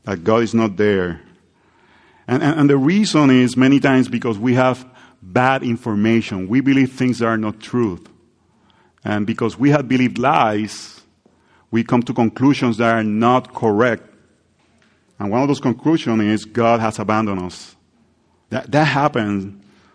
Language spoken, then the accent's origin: English; Puerto Rico; English is a second language; moved away; I grew up in Puerto Rico with the heat